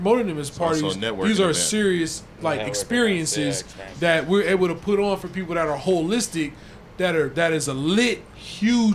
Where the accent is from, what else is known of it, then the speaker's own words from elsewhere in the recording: Inglewood, California, United States; I'm from Inglewood